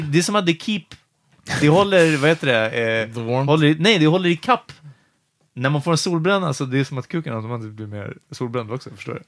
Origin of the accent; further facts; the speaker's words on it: Stockholm, Stockholm County, Sweden; i Ågesta, ganska nära Farsta, där vi växte upp